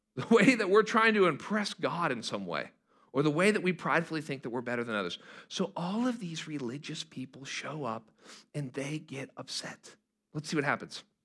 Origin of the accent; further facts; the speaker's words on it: Pittsburgh, Pennsylvania, United States; moved away; I'm from Pittsburgh, Pennsylvania